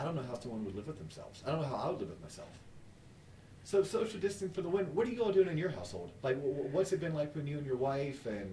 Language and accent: English; United States; as an American